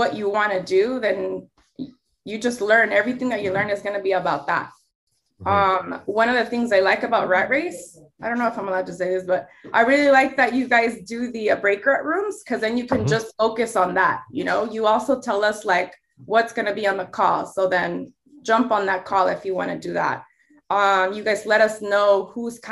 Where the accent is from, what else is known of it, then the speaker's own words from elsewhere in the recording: Los Angeles County, California, United States; I'm a Mexican American, born and raised in Los Angeles County